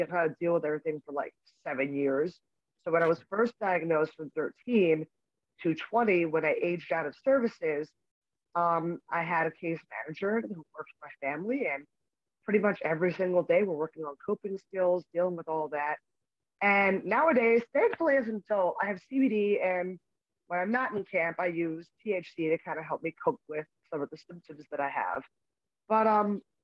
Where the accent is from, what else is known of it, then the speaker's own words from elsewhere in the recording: Philadelphia, Pennsylvania, United States; I was in Philadelphia